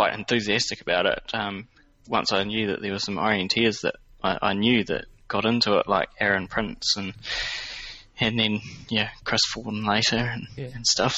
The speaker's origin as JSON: {"language": "English", "country": "New Zealand", "tie": "born or raised there", "said": "growing up in New Zealand"}